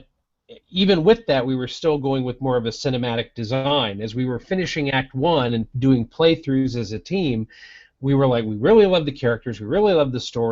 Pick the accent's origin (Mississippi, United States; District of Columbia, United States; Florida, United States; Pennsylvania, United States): Florida, United States; my home state of Florida